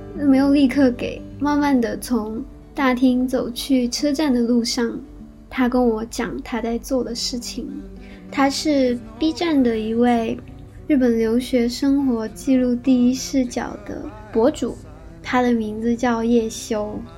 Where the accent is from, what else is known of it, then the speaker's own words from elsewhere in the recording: Shanghai, China; moved away as an adult; also born or lived in Kyoto, Japan; now in Tokyo, Japan; 是上海长大的